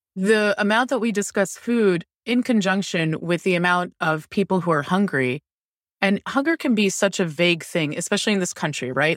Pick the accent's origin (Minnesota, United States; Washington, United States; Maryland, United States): Maryland, United States; Towson; also born or lived in Lutherville, Maryland; I grew up in Baltimore County, north of Baltimore City, and in, like, Towson, Maryland, and Lutherville, Maryland